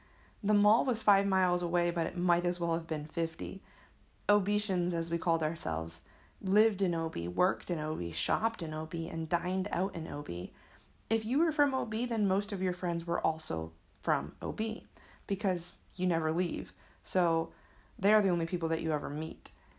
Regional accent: Michigan, United States; now in San Diego, United States; My hometown was comfortable. I worked hard to become a part of a community. It took years after leaving Michigan to feel like I was connected in California.

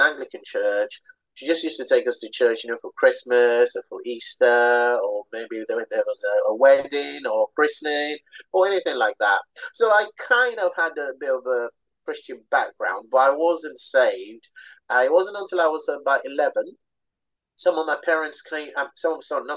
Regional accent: Nigeria; also born or lived in London; I was born in London to Nigerian parents

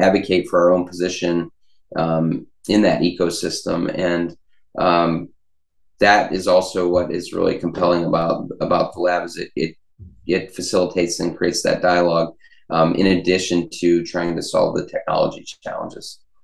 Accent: Pittsburgh, Pennsylvania, United States; I'm from Pittsburgh.

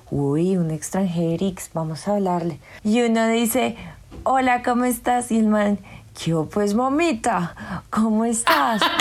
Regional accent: Antioquia, Colombia; Lamentablemente no tengo el acento, pero sí soy paisa.

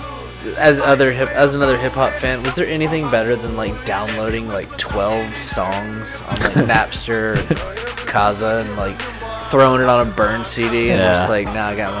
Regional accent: the South, United States; Growing up in the South and being, like, a stoner kid in high mm-hmm. school

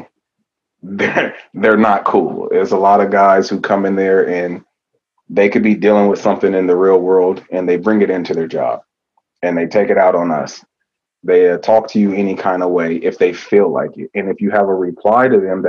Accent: California, United States; moved away; also born or lived in Oregon; I'm originally from California

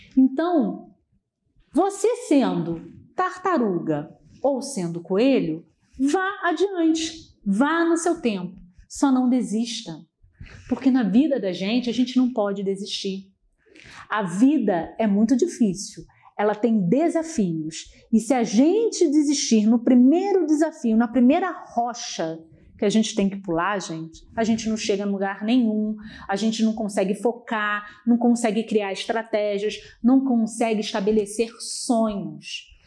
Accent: Rio de Janeiro, Brazil; eu sou do Rio

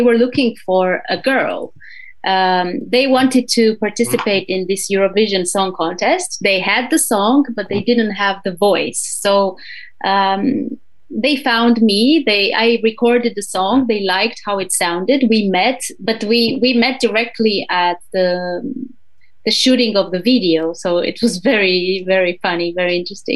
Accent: Romania; moved away as an adult; now in Switzerland; I started my own project back in Romania, because I'm originally from Romania

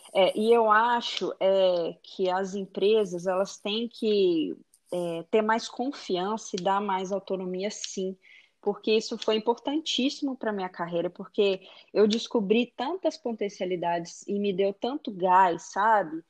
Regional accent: Belo Horizonte, Minas Gerais, Brazil; moved away as an adult; now in Texas, United States; eu sou de Belo Horizonte, Minas Gerais

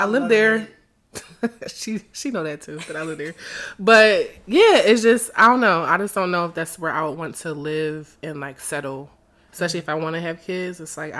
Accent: Philadelphia, Pennsylvania, United States; You know, I come from Philly. I love my city, but it's different here.

